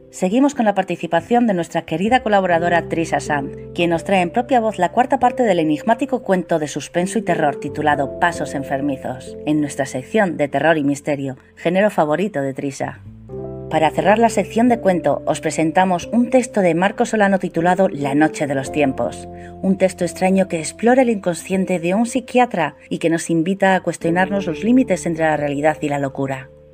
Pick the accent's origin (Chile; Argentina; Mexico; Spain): Spain; de España